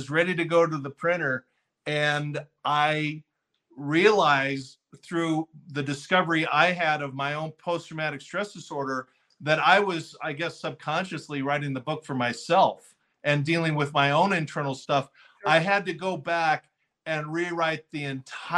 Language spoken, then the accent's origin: English; Fullerton, California, United States; I grew up in Fullerton, a little town in Southern California